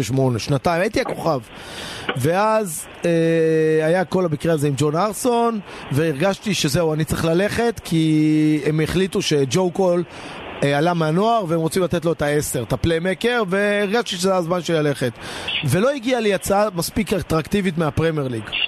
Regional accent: Israel

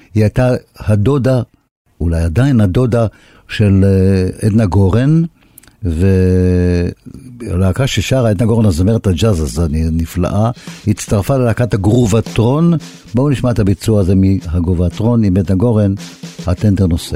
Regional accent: Haifa, Haifa District, Israel; אני, דרך אגב, גם נולדתי ליד הים בחיפה.

